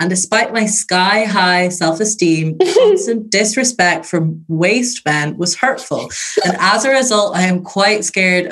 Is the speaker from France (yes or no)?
no; Ireland; I'm Irish.